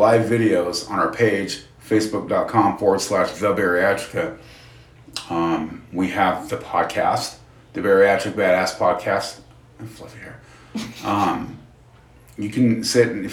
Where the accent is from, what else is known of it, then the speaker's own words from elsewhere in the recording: Utah, United States; we're from Utah, so we have two Independence Days pretty much.